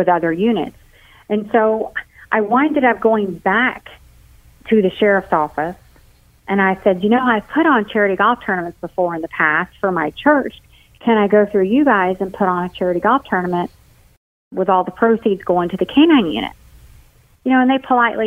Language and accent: English; St. Augustine, Florida, United States; moved away; In my hometown, at the time I lived in St. Augustine, Florida